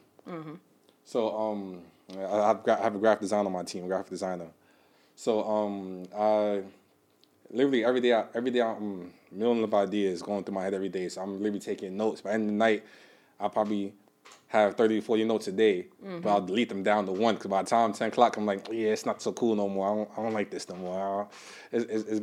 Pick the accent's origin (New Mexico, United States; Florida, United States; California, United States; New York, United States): New York, United States; New York City; I'm from New York, of course, the Bronx, uptown, little Jamaica